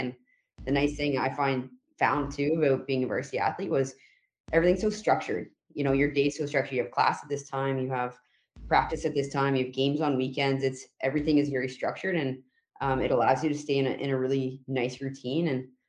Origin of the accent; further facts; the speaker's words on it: Wasaga Beach, Ontario, Canada; moved away as an adult; also born or lived in Erie, Pennsylvania; I'm from Mississauga Beach, Ontario, so a smaller town up north.